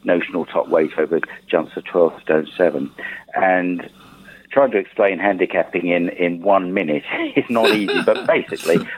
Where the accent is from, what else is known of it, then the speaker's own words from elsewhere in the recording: Shoreham-by-Sea, South East England, United Kingdom; My hometown, Shoreham-by-Sea, and there was a publisher of horse racing material in the town